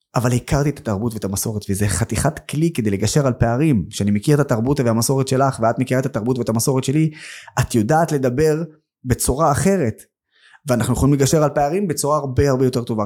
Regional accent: Nazareth, Northern District, Israel; also born or lived in Haifa; נולדתי בעיר חיפה, העיר המעורבת הכי גדולה בארץ. גדלתי בנצרת, העיר הערבית הכי גדולה בארץ

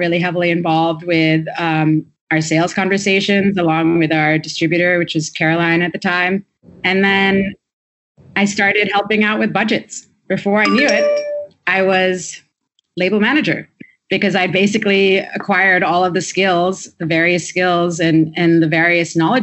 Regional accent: Singapore; moved away as an adult; also born or lived in Boston; I grew up in Singapore at a time pre-broadband

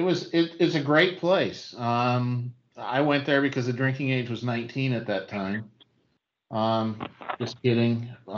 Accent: Bellevue, Washington, United States; moved away as an adult; also born or lived in Idaho; now in Georgia, United States; I grew up in Seattle, Washington, or a place called Bellevue. I went to the University of Idaho

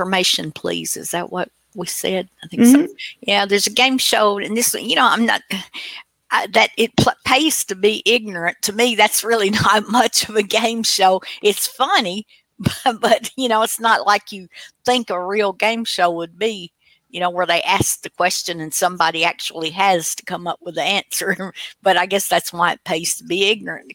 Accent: Tennessee, United States; I'm from Tennessee

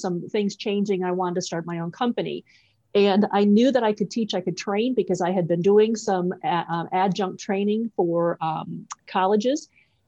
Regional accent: Wisconsin, United States; I'm actually a Midwest girl. I grew up in Wisconsin, a small farming town in Wisconsin.

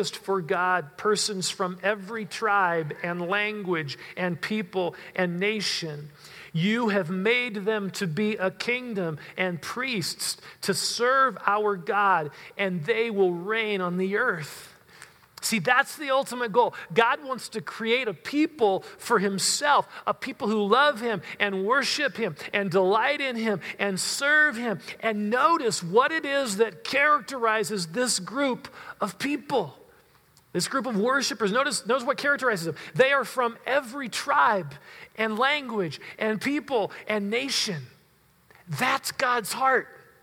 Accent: United States; I love my country. I'm American

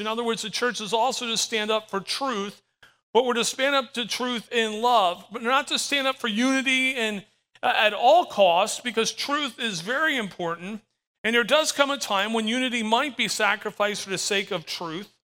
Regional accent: Florida, United States; I'm from Florida, 10 minutes from the beach

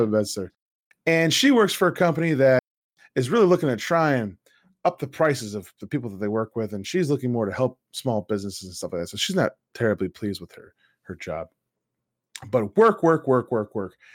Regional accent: United States; I'm an American

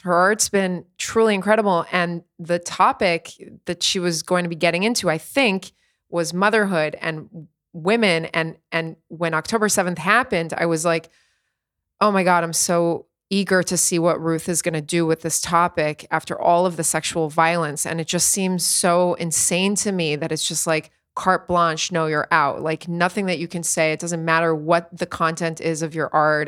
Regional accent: East Coast of the United States, United States; moved away as an adult; now in Tel Aviv, Israel; I grew up on the East Coast of the States, and then here we're on the West Coast.

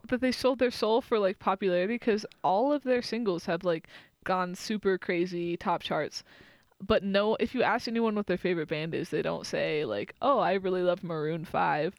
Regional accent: Austin, Texas, United States; moved away; I grew up in Austin

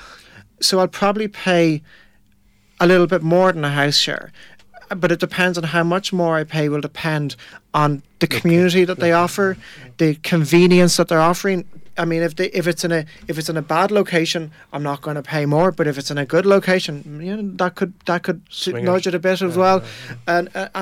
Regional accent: Tipperary, Munster, Ireland; I moved to Dublin from Tipperary, where I'm from

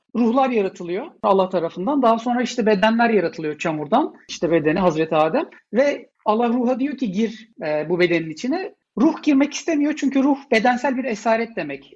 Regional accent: Ankara, Turkey; Ben Ankara'da büyüdüm.

